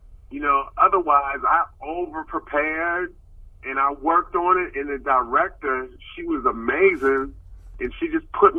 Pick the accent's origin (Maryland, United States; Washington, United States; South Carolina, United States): Maryland, United States; Baltimore; moved away; also born or lived in Sacramento, California; I'm from Baltimore, Maryland, but Sacramento is like my comedy home